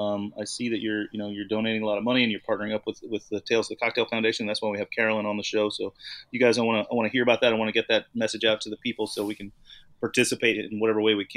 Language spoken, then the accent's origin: English; Deep South, United States; moved away; also born or lived in New Orleans / Southern California / Chicago; I grew up in the Deep South myself. In fact, I lived in New Orleans for several years.